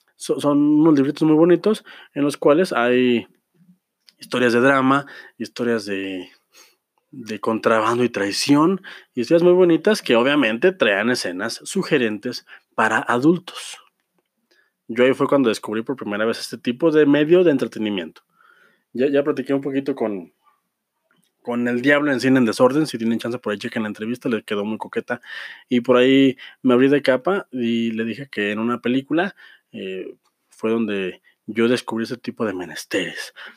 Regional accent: Mexico; Somos adultos, somos, somos ciudadanos de, de México

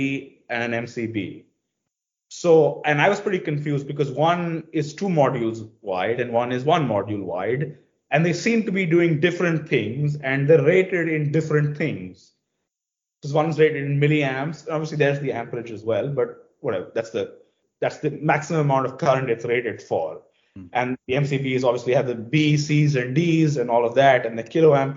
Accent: India; first language English; And because India was a British colony, we speak English. So English is my first language

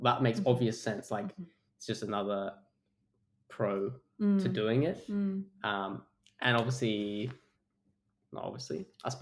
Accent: Europe, England, United Kingdom; moved away as an adult; now in Australia; growing up in Europe

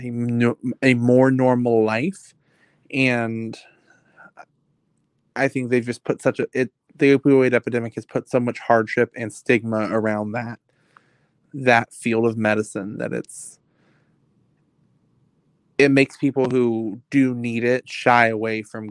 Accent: Virginia Beach, Virginia, United States; I'm from Virginia Beach. We don't have hills. I'm used to flat land sloping down to the ocean.

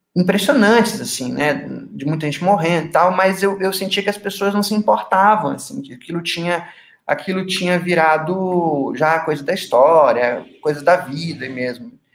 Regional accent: Manaus, Amazonas, Brazil; moved away as an adult; now in Curitiba, Brazil; Eu sou nascido e criado em Manaus, mas ali aos 18 anos eu me mudei para Curitiba

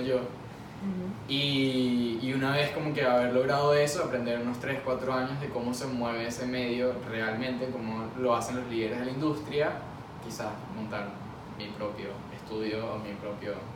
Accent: Venezuela; now in Miami, United States; En Miami, como venezolano

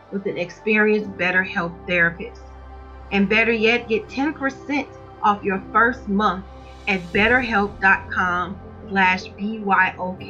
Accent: Chicago, Illinois, United States; I'm from Chicago, Illinois. So when I went to high school, we have metal detectors.

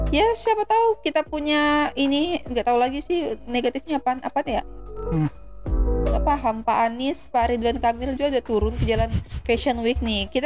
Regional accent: Depok, West Java, Indonesia; kita orang Depok loh mohon

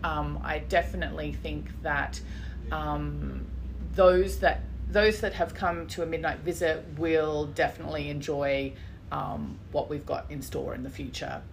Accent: Brisbane, Queensland, Australia; Brisbane is my hometown, really.

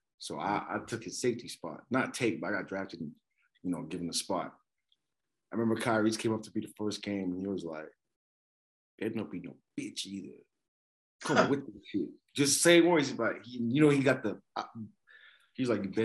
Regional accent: Lagos, Nigeria; now in Canada; I grew up in Lagos, Nigeria

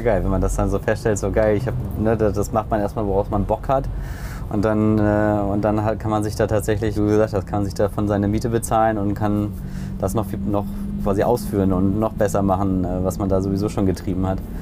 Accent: Hamburg, Germany; als Hamburger

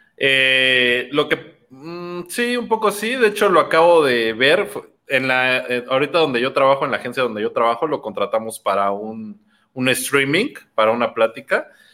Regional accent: Mexico City, Mexico; yo nací en Iztapalapa

